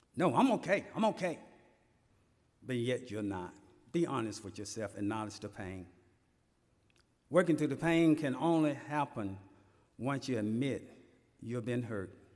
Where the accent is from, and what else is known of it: Elberton, Georgia, United States; born or raised there